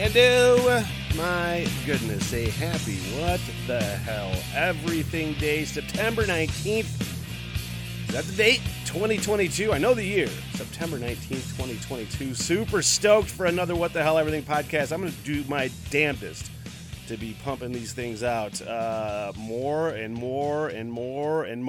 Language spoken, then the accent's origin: English; Northern Michigan, United States; I'm from Northern Michigan